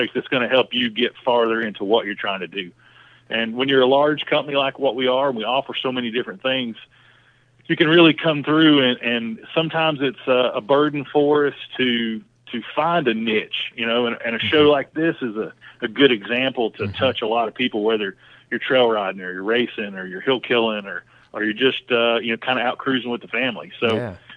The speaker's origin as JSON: {"language": "English", "region": "East Tennessee", "country": "United States", "moved": "as an adult", "lives_now": "Charlotte, United States", "said": "I was a dumb hillbilly from East Tennessee."}